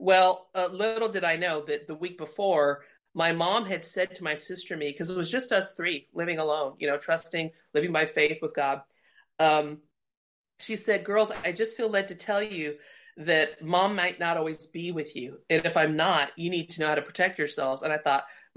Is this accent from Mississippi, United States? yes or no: no; Indiana, United States; moved away; also born or lived in Colorado; my dad stayed where we grew up in Indiana, and my mom decided to start over with my sister and I in Colorado